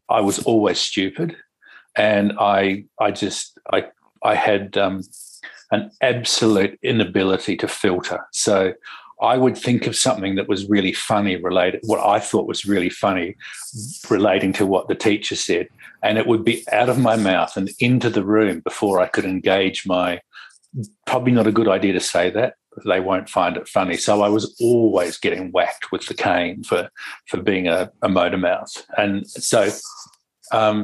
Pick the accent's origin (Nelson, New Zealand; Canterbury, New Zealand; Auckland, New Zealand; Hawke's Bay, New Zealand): Canterbury, New Zealand; Lyttelton; also born or lived in Christchurch / Wellington; I grew up in New Zealand. I grew up in a little harbour town called Lyttelton